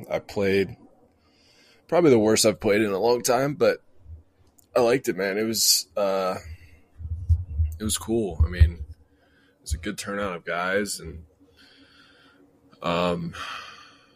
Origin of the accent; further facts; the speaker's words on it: Ohio, United States; I grew up in Ohio